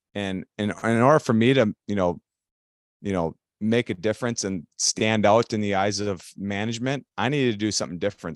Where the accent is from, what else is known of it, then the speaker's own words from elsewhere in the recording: Elk River, Minnesota, United States; I grew up in Elk River, which is a, you know, just a blue collar, hockey centered city here in Minnesota